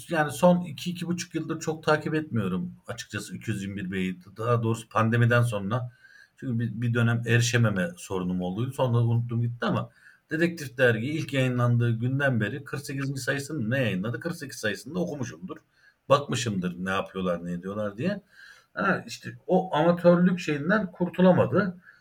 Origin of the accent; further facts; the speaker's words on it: Ankara, Turkey; also born or lived in Erzincan (ancestral); Cebeci Asri mezarlığının yanında büyüdüm.